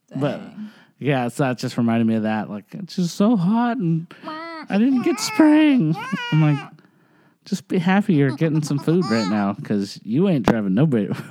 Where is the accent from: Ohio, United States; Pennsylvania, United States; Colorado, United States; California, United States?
California, United States; Roseville; I grew up playing music in Roseville